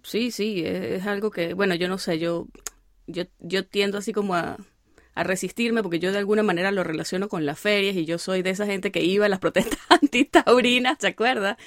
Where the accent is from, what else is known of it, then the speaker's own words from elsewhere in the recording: Venezuelan Andes, Venezuela; moved away; yo soy gocha